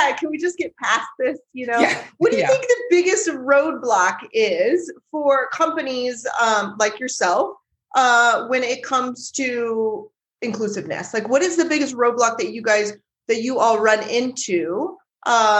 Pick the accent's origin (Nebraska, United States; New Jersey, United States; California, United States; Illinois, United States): Nebraska, United States; I'm not from Denver, I'm from Nebraska